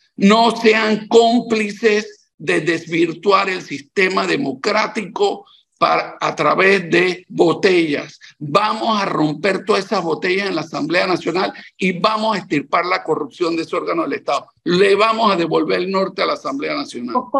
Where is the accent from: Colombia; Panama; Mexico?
Panama; soy un panameño que tiene tres décadas de estar dedicando buena parte de mi vida al quehacer público